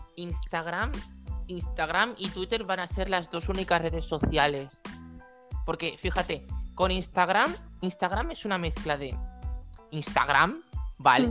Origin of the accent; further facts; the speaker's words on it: Galicia, Spain; yo estoy rozando Portugal, literalmente mi pueblo está a dos pasos